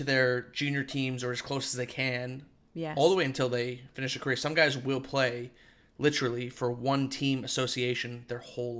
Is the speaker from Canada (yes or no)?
yes; Canada; now in Australia; Growing up in Canada, we didn't have it